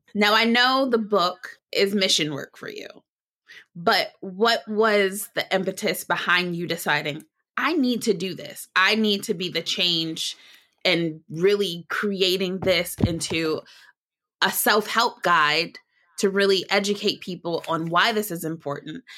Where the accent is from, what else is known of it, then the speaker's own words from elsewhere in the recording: Detroit, Michigan, United States; detroit michigan which is my hometown